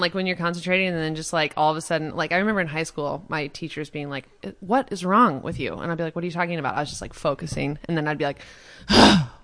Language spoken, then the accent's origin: English; Baldwin City, Kansas, United States; I was raised on, like, a just hippie farm outside of Lawrence.